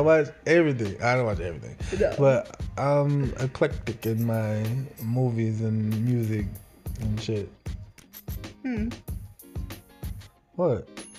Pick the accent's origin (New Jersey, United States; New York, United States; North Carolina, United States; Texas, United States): Texas, United States; Dallas; moved away as an adult; also born or lived in Houston, Texas / Nacogdoches, Texas; now in Corpus Christi, United States; I have moved around a little bit. I was born in Houston, but I grew up in Dallas. I'm a Dallas boy.